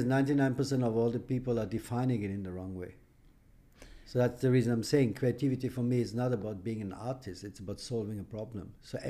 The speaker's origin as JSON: {"language": "English", "country": "Austria", "tie": "born or raised there", "also_born_or_lived": "Iran", "second_language": "English", "said": "I was born in Iran. I fled my country as I was 15, all alone, no money, no parents, as a political refugee. I applied for a political refugee in Austria. I grew up in Austria"}